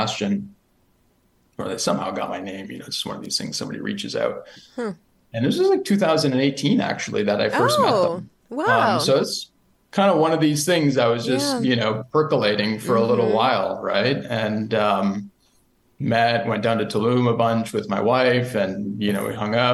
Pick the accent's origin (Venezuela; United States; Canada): Canada; Niagara region, Ontario; where I grew up in the Niagara region of Ontario